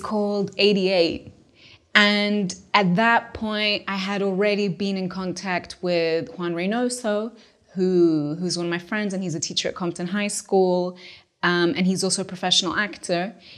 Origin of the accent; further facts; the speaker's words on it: Lisbon, Portugal; moved away as an adult; also born or lived in London; I grew up in Portugal, specifically Lisbon.